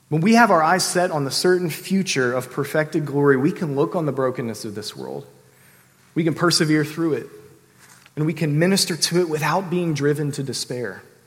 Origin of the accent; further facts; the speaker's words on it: Sterling, Virginia, United States; I grew up in the Washington, D.C. suburbs in Sterling, Virginia